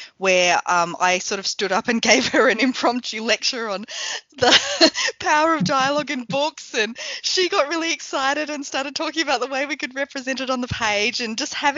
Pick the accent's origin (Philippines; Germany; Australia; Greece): Australia; Lakes Entrance, Victoria; moved away as an adult; also born or lived in Sale, Australia / Queensland, Australia; now in New Zealand; when I was growing up in Lake Sentrance, in Gippsland, in Sale.